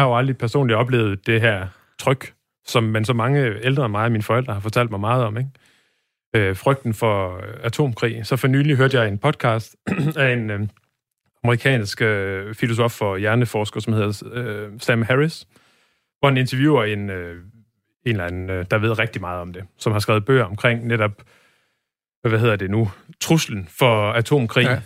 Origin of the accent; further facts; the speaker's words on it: Birkelse, North Denmark Region, Denmark; now in Aarhus, Denmark; jeg kommer fra en meget lille by, der hedder Birkelse, som ja. ligger midt imellem øh, Aalborg og Blokhus